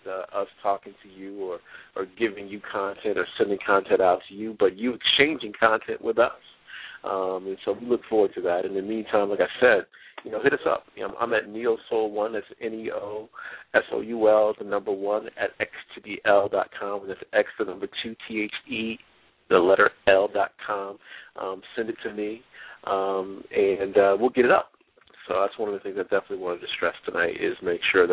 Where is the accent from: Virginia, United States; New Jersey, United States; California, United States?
New Jersey, United States; my hometown in Jersey